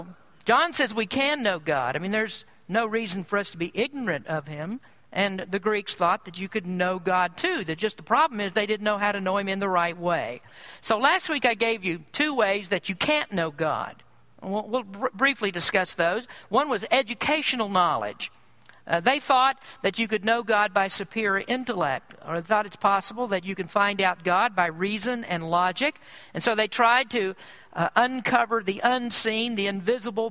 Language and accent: English; United States; I'm proud to be an American